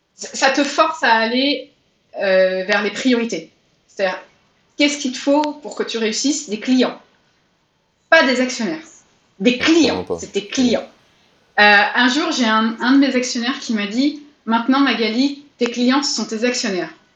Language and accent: French; France; je suis française